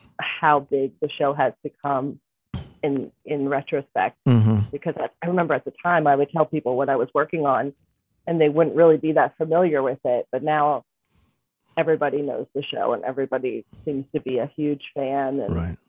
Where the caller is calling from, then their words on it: Conshohocken, Pennsylvania, United States; From my work in Conshohocken, Pennsylvania.